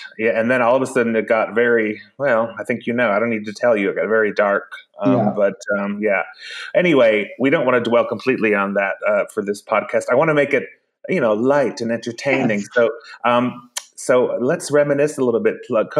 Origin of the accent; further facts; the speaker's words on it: Iceland; Mine's not heated either, but I'm from Iceland, so it was very bracing.